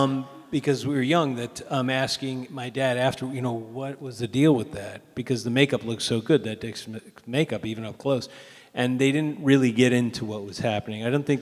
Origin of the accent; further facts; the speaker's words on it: New York City, New York, United States; I grew up in New York, and we lived in an apartment building